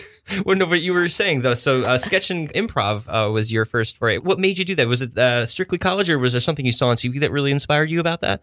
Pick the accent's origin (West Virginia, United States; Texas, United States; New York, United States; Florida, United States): New York, United States; Woodstock; I'm from Woodstock